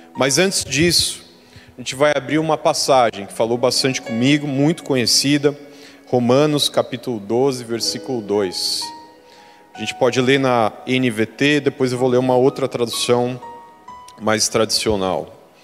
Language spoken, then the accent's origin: Portuguese; Brazil; moved away